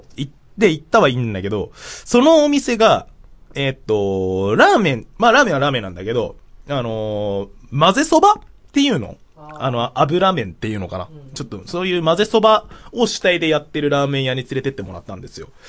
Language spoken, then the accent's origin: Japanese; Tokyo, Japan; 地元は東京の練馬区ってとこ